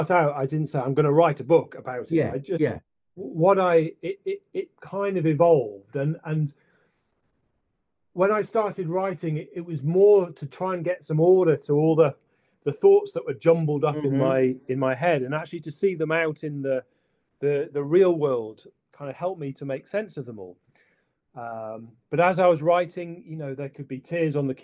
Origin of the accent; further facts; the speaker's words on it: Sheffield, Yorkshire and the Humber, United Kingdom; moved away; also born or lived in Scotland; when I was growing up in Sheffield, and then when I moved up to Scotland